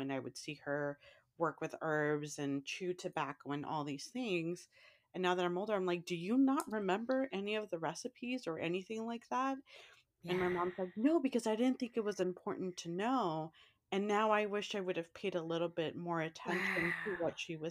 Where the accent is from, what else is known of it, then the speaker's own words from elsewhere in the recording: San Francisco, California, United States; growing up in San Francisco